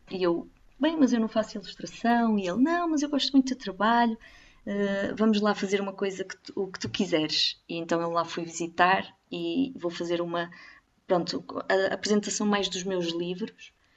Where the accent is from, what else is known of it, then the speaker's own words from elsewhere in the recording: the North, Northern Portugal, Portugal; Eu, eu, eu sou do Norte e estou a ficar aqui pelo Norte